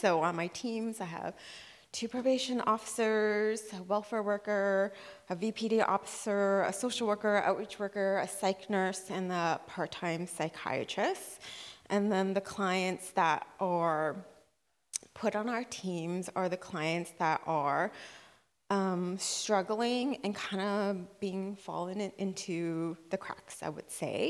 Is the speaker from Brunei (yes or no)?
yes; Brunei; moved away; growing up in Brunei, we would go to someone's house and worship the Lord